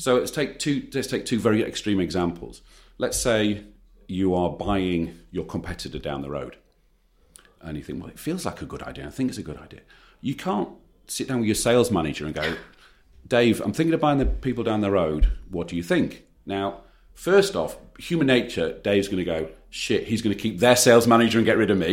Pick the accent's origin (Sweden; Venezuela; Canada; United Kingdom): United Kingdom; we're British